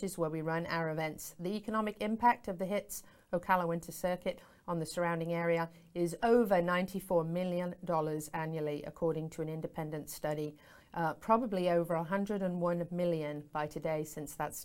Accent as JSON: {"language": "English", "country": "United Kingdom", "said": "I'm a Brit."}